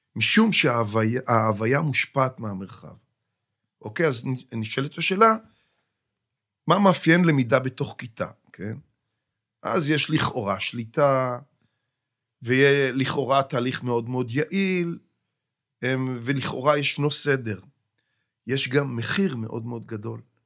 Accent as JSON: {"language": "Hebrew", "town": "Kidron", "region": "Central District", "country": "Israel", "tie": "born or raised there", "said": "אני נולדתי במושב קדרון, ושם גדלתי והקמתי את משפחתי במושב"}